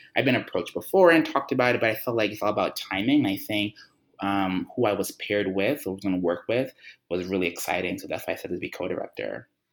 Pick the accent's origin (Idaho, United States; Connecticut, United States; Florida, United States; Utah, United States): Florida, United States; Miami; now in New York, United States; I'm also from Miami as well. Um, but my, my my mom lives there